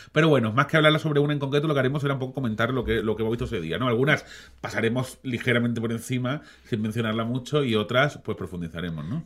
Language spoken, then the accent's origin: Spanish; Málaga, Andalusia, Spain; somos malagueños